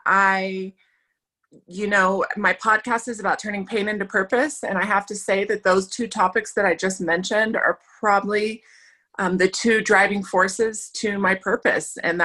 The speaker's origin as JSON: {"language": "English", "town": "Aurora", "region": "Colorado", "country": "United States", "tie": "born or raised there", "said": "born and raised in Aurora, Colorado, come from a wonderful family"}